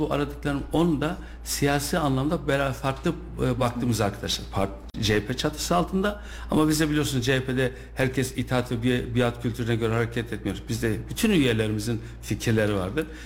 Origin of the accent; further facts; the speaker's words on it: Kayseri, Kayseri Province, Turkey; also born or lived in Tavlaköy, Sarız; İlk orta e, lise öğrenimi Kayseri'de yaptım